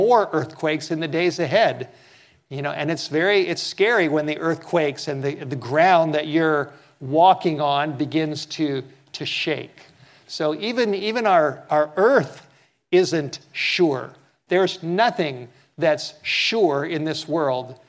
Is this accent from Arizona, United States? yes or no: no; Los Angeles, California, United States; I grew up in Southern California, and I've been in many earthquakes.